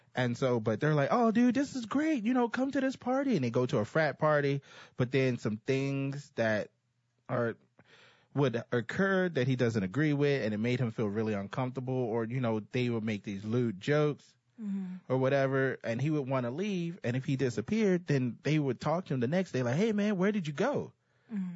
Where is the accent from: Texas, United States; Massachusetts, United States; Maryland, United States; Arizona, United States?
Texas, United States; I'm a Texan. Dallas is in my backyard